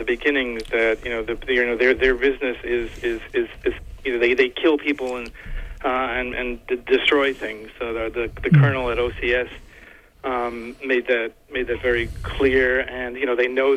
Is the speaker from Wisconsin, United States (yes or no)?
no; South Hadley, Massachusetts, United States; I'm from South Hadley, Massachusetts